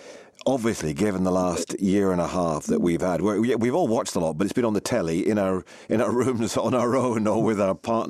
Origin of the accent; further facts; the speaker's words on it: Scotland, United Kingdom; moved away; I grew up in Scotland.